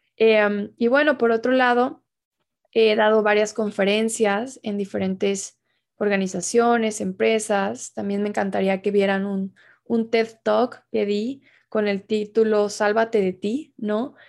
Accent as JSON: {"language": "Spanish", "region": "Tabasco", "country": "Mexico", "moved": "yes", "lives_now": "Mexico City, Mexico", "said": "yo soy originaria de Tabasco"}